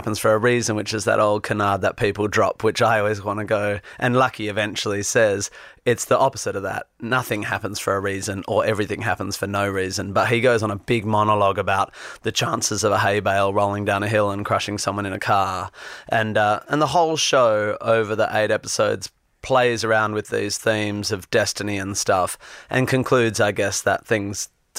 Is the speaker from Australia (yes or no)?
yes; Perth, Western Australia, Australia; also born or lived in Northampton / Melbourne / London; now in Sydney, Australia; I grew up in Perth and then moved to Melbourne and then moved to London, where I lived here for 8 years